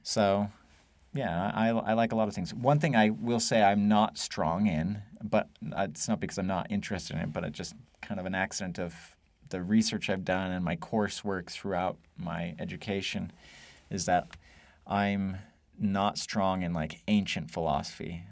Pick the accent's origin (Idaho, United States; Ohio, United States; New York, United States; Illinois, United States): Idaho, United States; moved away as an adult; also born or lived in Wyoming / Virginia / Texas; I was actually born in Wyoming, but I grew up in Idaho